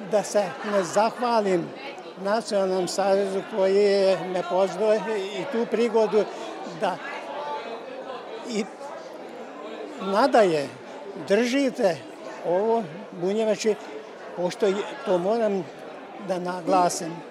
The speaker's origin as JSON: {"language": "Croatian", "town": "Gara", "region": "Bács-Kiskun", "country": "Hungary", "tie": "born or raised there", "said": "Kada je kod nas u Mađarskoj u Gaćmaru"}